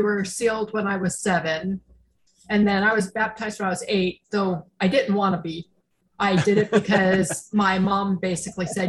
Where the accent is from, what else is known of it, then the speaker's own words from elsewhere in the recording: Roswell, New Mexico, United States; I grew up in New Mexico